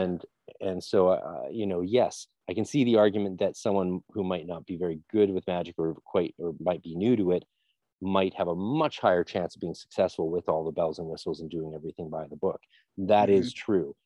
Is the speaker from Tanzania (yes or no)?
no; Canada; I'm just being a Canadian